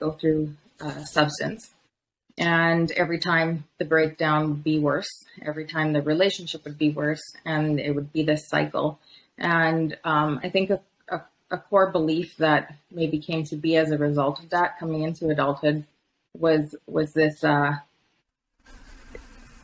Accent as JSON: {"language": "English", "town": "Medicine Hat", "region": "Alberta", "country": "Canada", "tie": "born or raised there", "said": "I was born in Medicine Hat"}